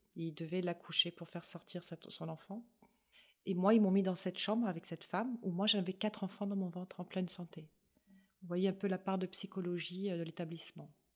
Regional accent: Paris, Île-de-France, France; moved away as an adult; je suis parisienne, moi, à la base

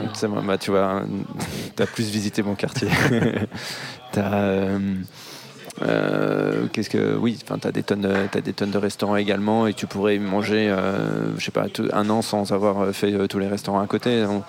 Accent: Besançon, Bourgogne-Franche-Comté, France; moved away as an adult; also born or lived in Berlin / Asia; now in Paris, France; j'ai grandi à Besançon

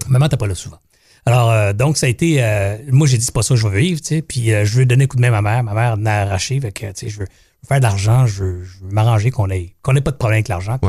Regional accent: Longueuil, Quebec, Canada; Je suis natif de la région, de la ville, en fait. On se trouve à Longueuil. Moi, je suis un gars de Longueuil

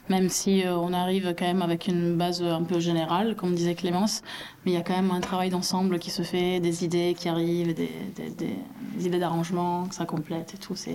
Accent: Toulouse, Occitania, France; Et voilà, on vient tous de Toulouse euh, ou aux alentours.

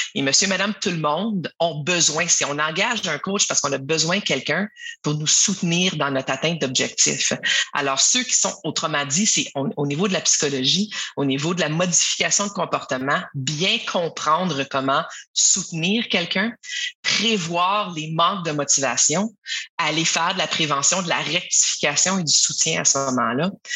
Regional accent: Ottawa, Ontario, Canada; also born or lived in Quebec; je suis d'ailleurs une franco-ontarienne qu'on appelle ça, donc quelqu'un qui est né dans la, capitale euh, d'Ottawa au Canada.

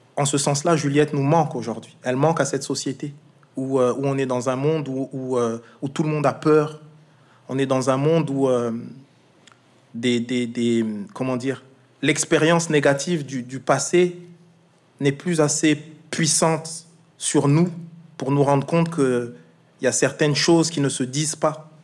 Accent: Alsace, Grand Est, France; Moi je suis alsacien

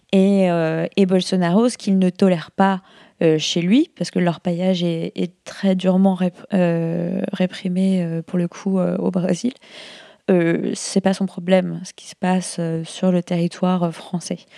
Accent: France; Et comme on est français, je pense que ça peut intéresser les gens en France de, se, de, travailler sur ces questions-là.

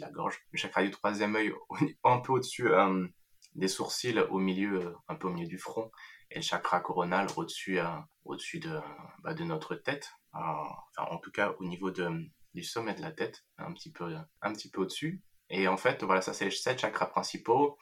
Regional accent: France; je suis né en France, j'ai toujours vécu en France.

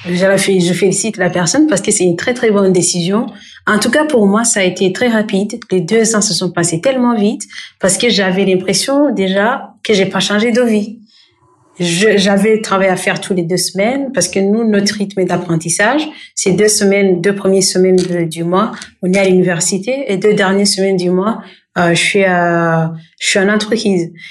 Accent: Burundi; Euh, au fait, le Burundi, c'est mon pays d'origine. Je suis burundaise déjà, et c'est un pays qui se trouve euh, en Afrique de l'Est

